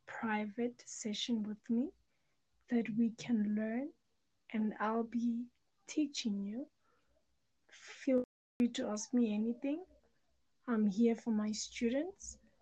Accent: South Africa; I'm from South Africa. I'm 26 years of age.

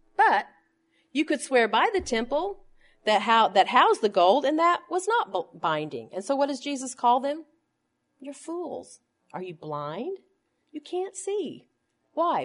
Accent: Tulsa, Oklahoma, United States; when I was a little girl growing up in Tulsa, Oklahoma

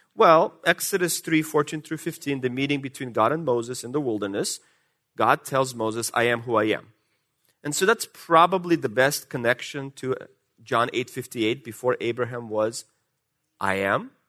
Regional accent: Russia; accent: Russian; moved away; my Russian accent.

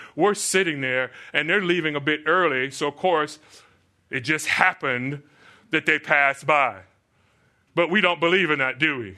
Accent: Florida, United States; moved away; I grew up in Florida, so I would see, uh, we lived through many, many hurricanes.

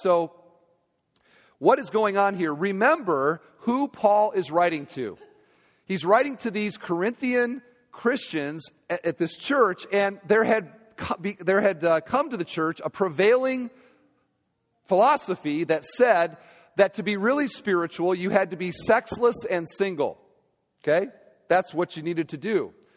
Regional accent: Iowa, United States; moved away; Iowa, my home state.

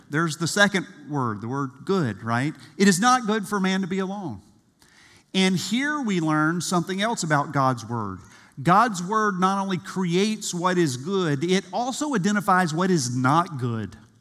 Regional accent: South Georgia, United States; I grew up in South Georgia

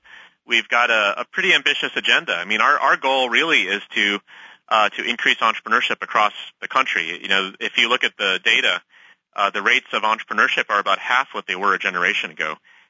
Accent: Austin, Texas, United States; And I grew up in Austin, Texas for part of my youth, and this was about from the late 80s, and my parents still live there today.

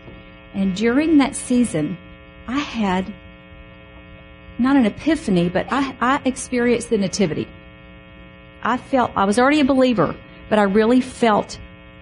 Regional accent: Mississippi, United States; I grew up Baptist in Mississippi

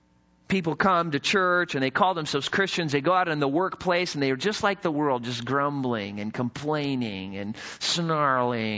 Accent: the mountains of Idaho, United States; When I was in high school, I grew up in the mountains of Idaho. And what was interesting as I was growing up in Idaho is, you know, I came from the city

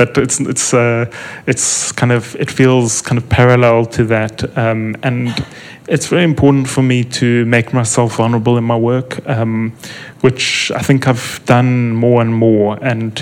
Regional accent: South Africa; as an English-speaking South African

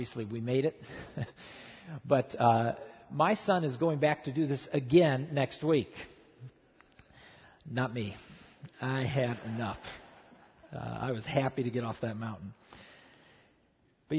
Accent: Midwest, United States; now in Southern California, United States; I grew up in the Midwest

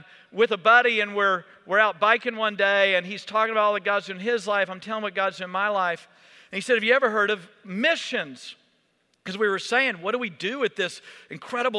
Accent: Texas, United States; I grew up in Texas.

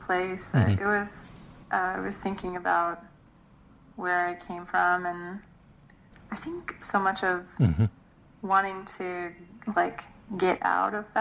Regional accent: Lawton, Oklahoma, United States; I'm from a town in Oklahoma called Lawton.

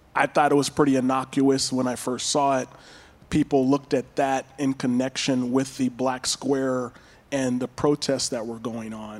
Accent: Pasadena, California, United States; I was born and raised in Pasadena, California

